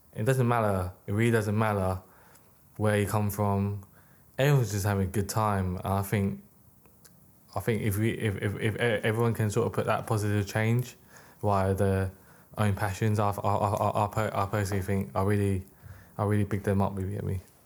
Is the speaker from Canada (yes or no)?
no; United Kingdom; also born or lived in Hong Kong; I was born in the U K.